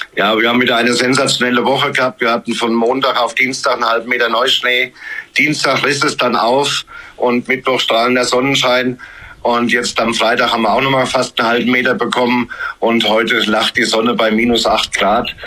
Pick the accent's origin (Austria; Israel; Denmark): Austria; St. Anton am Arlberg, Tyrol; ich bin ein Kind des Arlberges. Also ich kam mit meinen Eltern 1967 an den Arlberg war dann da 20 Jahre in St. Anton unterwegs